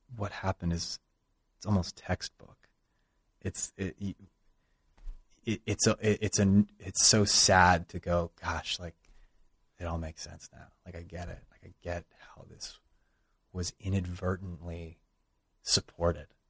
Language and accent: English; Bay Area, California, United States; I grew up in the Bay Area